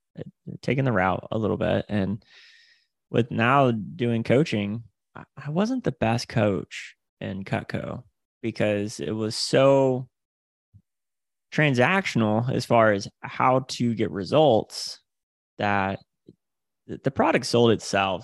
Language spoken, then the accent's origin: English; Panama City, Florida, United States; originally from the Panhandle of Florida, so I'm from Panama City, Florida